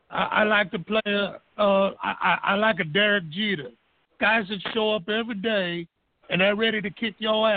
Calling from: Baton Rouge, Louisiana, United States; I'm calling from Baton Rouge, Louisiana.

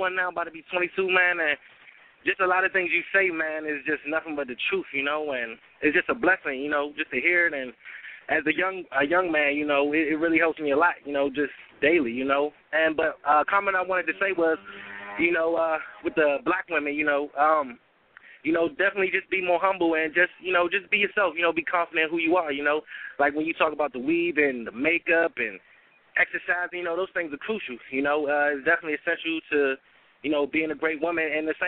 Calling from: Washington, District of Columbia, United States; I'm calling in from Washington, D.C.

